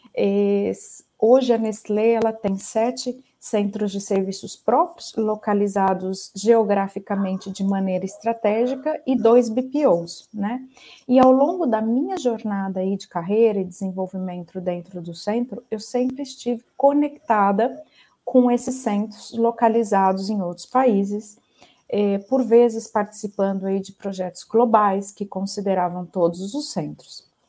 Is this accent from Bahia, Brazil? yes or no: no; Ribeirão Preto, São Paulo, Brazil; Eu sou né, brasileira, sou natural de Ribeirão Preto